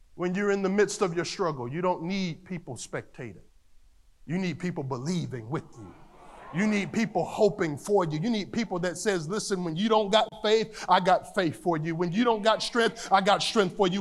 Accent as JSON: {"language": "English", "region": "North Carolina", "country": "United States", "tie": "born or raised there", "said": "Growing up in North Carolina, the country"}